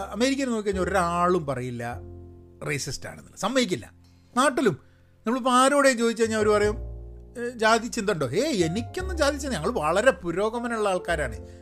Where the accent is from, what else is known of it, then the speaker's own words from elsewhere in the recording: Malayali, Kerala, India; moved away as an adult; now in United States; ഞാൻ മലയാളിയാണ്